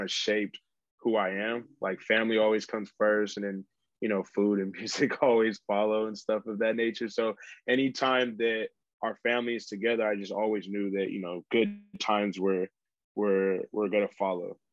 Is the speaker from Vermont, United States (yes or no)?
no; Stockton, California, United States; I was raised in Stockton, California